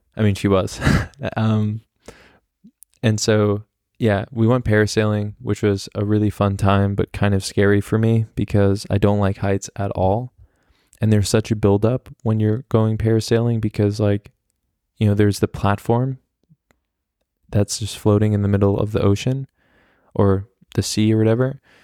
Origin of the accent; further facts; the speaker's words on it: United States; I'm American